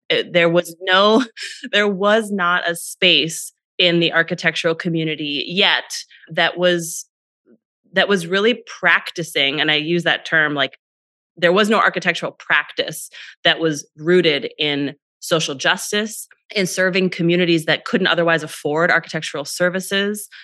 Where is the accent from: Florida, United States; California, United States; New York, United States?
California, United States; Northern; I grew up in Northern California in a pretty small town